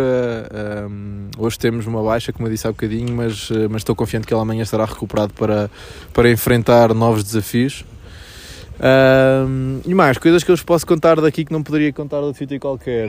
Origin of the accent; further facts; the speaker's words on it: Portugal; somos portugueses pobres